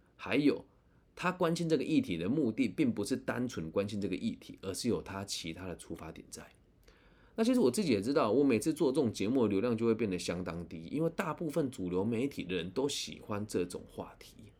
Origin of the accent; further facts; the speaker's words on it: Changhua, Changhua County, Taiwan; 我自己是在善行车库长大的住户